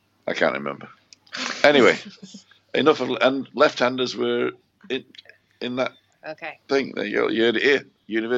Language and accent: English; United Kingdom; moved away; I'm a Brit